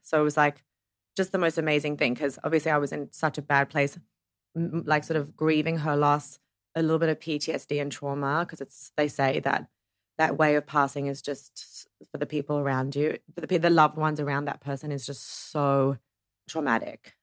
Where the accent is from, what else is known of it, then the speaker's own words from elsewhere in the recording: Ohio, United States; I was brought up in Ohio